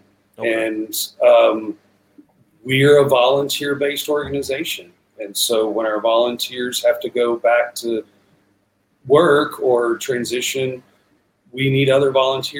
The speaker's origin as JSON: {"language": "English", "region": "Texas", "country": "United States", "said": "As a Texan, and I don't know, I'm sixth or seventh generation now"}